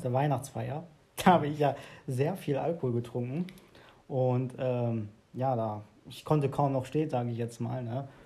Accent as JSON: {"language": "German", "town": "Hövelhof", "region": "North Rhine-Westphalia", "country": "Germany", "tie": "born or raised there"}